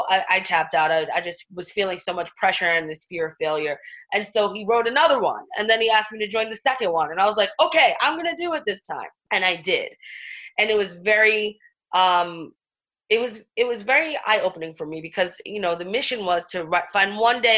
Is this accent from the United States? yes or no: yes; New York City, New York, United States; I'm from the Bronx and Staten Island. I'm a New York girl through and through